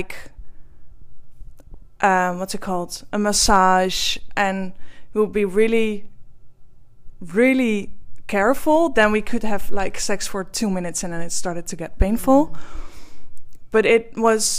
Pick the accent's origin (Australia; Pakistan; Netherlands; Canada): Netherlands; English is a second language; I am from the Netherlands, which you can maybe hear from my accent.